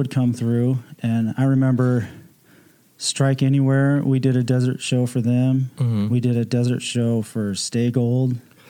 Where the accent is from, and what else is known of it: Las Vegas, Nevada, United States; born or raised there; also born or lived in Iowa